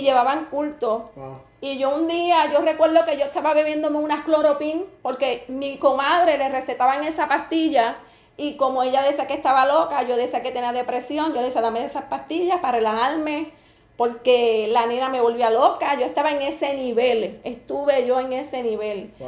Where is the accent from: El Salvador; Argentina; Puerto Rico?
Puerto Rico; Camuy; also born or lived in Hatillo; yo soy de Camuy, mi esposo es de Atillo, viví un tiempo en Atillo y volví me mudé para Camuy.